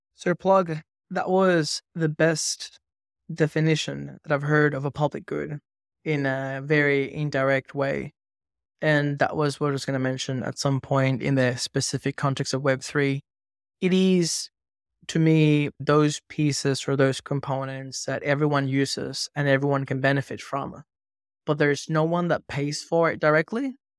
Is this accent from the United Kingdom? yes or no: no; Venezuela; moved away; growing up in Venezuela